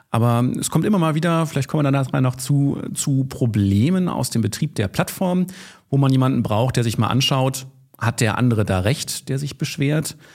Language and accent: German; Lower Saxony, Germany; now in Düsseldorf, Germany; Ich bin eigentlich Niedersachse, äh, arbeite aber in Düsseldorf, habe eine eigene Kanzlei dort